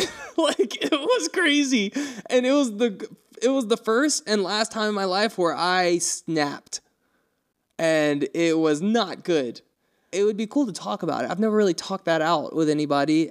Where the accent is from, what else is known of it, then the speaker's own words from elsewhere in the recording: North Carolina, United States; moved away; also born or lived in Montana; we were from there